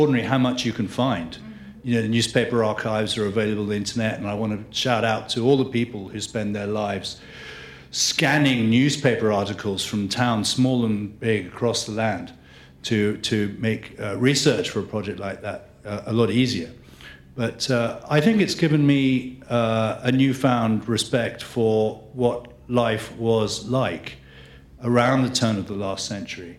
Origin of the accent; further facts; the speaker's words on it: England, United Kingdom; I'm from England